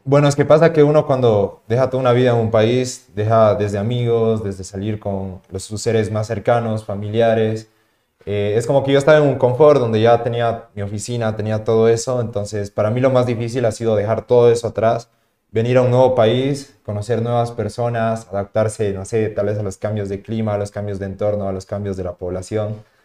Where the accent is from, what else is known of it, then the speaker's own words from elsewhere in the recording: Tarija, Bolivia; also born or lived in La Paz, Bolivia; yo cuando volví a Tarija, eh, porque vuelvo a mi ciudad de origen, yo vivía en la ciudad de La Paz